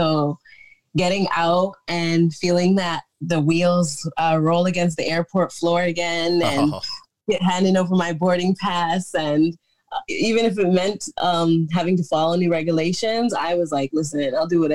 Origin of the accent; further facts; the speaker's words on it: Canada; I'm proud to be Canadian